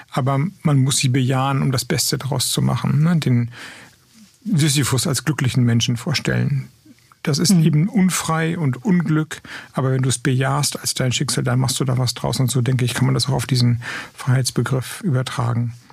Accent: West Germany, Germany; ich komme aus dem Westen. Ich habe eine Ahnung, wie es ist, im ländlichen Raum zu leben, weil ich da lange gelebt habe, aber eine Ahnung im ländlichen Raum in Westdeutschland.

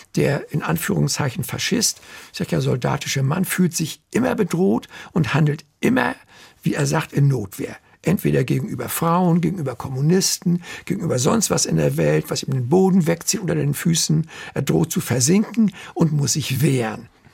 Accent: Germany

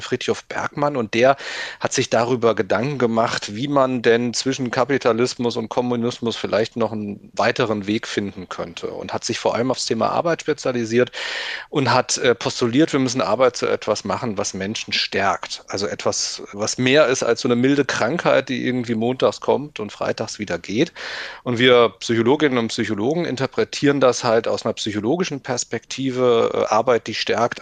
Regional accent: Limburg an der Lahn, Hesse, Germany; now in Berlin, Germany; ich stamme aus Limburg an der Lahn

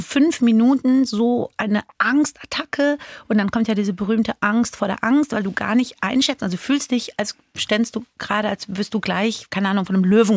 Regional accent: Frankfurt, Hesse, Germany; also born or lived in Iran; ich bin Iranerin, ich bin Frankfurterin

